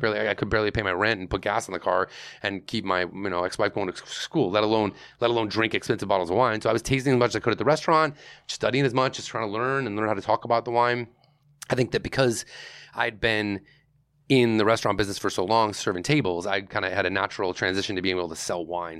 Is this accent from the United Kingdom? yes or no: no; Greece, New York, United States; I grew up in Greece, New York